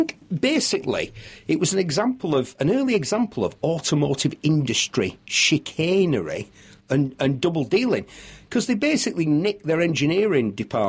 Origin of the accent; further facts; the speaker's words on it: United Kingdom; But we're British, aren't we? That sort of thing's reasonably private, isn't it?